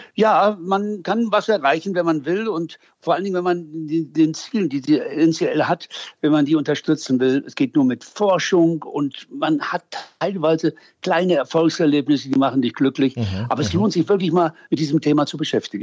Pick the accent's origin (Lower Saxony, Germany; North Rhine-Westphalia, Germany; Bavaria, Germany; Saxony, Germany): North Rhine-Westphalia, Germany; Münster; ich bin gebürtiger Münsteraner